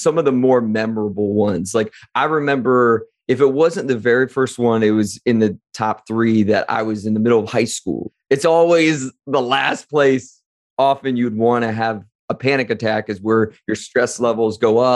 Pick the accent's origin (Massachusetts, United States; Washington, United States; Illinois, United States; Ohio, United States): Ohio, United States; Wadsworth; born or raised there